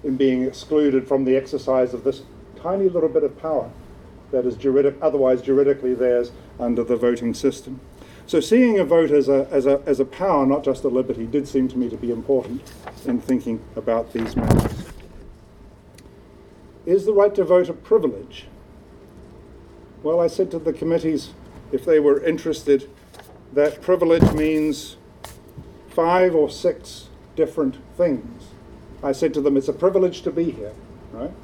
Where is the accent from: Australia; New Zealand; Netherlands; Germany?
New Zealand; now in United Kingdom; I'm a New Zealander resident